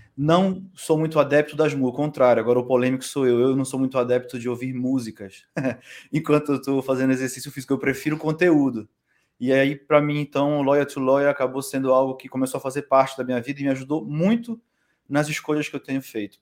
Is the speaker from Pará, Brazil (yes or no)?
yes; Belém, Pará, Brazil; moved away as an adult; also born or lived in São Paulo / Coimbra; now in Portugal; Eu venho de Belém, né, do Pará, do Norte.